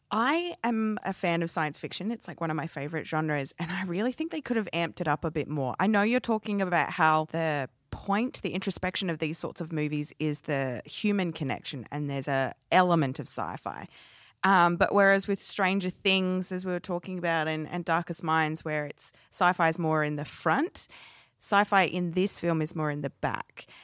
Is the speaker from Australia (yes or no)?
yes; Adelaide, South Australia, Australia; my hometown of Adelaide.